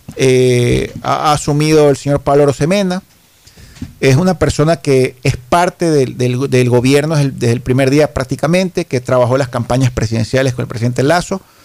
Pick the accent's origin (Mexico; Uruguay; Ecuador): Ecuador; yo siento como ecuatoriano, como ciudadano